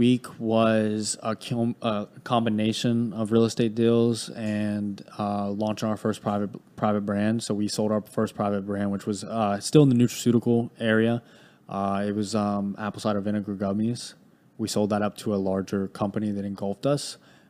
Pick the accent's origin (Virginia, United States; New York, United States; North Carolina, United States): North Carolina, United States; High Point; Yeah, so I grew up in High Point, North Carolina. It's a very small, well, not small town, but it's a very low income area.